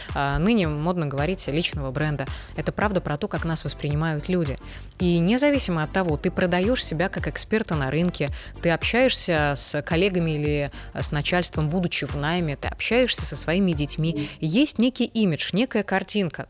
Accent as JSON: {"language": "Russian", "country": "Belarus", "tie": "born or raised there", "moved": "yes", "said": "я жила, росла и работала в Беларуси"}